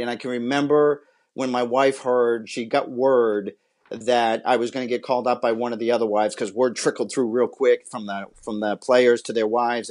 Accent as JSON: {"language": "English", "region": "Massachusetts", "country": "United States", "also_born_or_lived": "Southern California", "moved": "as an adult", "said": "I'm from Massachusetts"}